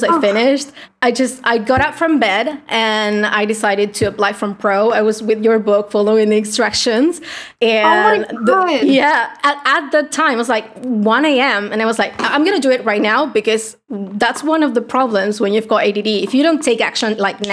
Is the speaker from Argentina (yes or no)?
yes; Argentina; English is a second language; I'm from Argentina, a poor country. English is not my native tongue